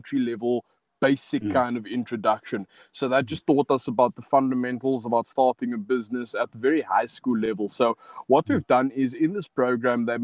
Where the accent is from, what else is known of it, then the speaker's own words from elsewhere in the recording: Cape Town, Western Cape, South Africa; also born or lived in Pelican Park / Wynberg / West Coast; I'm a Cape Flats boy